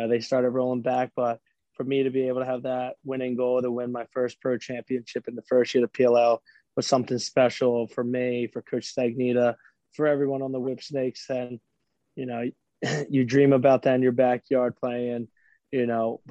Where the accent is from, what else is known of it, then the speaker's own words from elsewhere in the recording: Philadelphia, Pennsylvania, United States; in Philly in front of my hometown